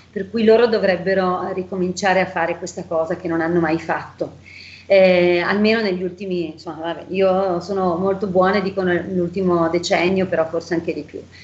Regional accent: Bergamo, Lombardy, Italy; io sono bergamasca, sono lombarda

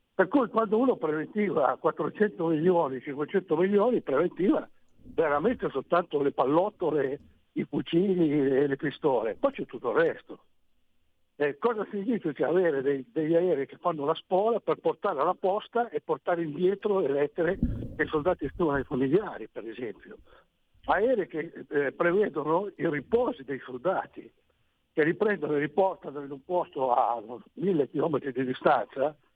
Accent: Romagnano Sesia, Piedmont, Italy; Io sono di Romagnano Siesia

